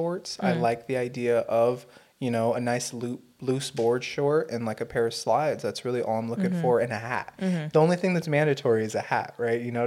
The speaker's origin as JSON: {"language": "English", "country": "United States", "said": "as an American"}